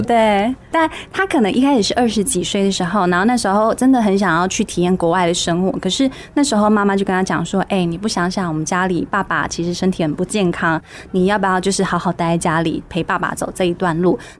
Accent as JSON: {"language": "Chinese", "region": "Kaohsiung", "country": "Taiwan", "said": "我高雄人嘛"}